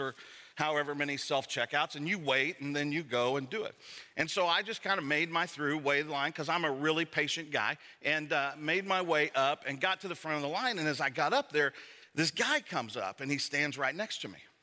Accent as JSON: {"language": "English", "town": "Savannah", "region": "Georgia", "country": "United States", "said": "I'm from Savannah, Georgia"}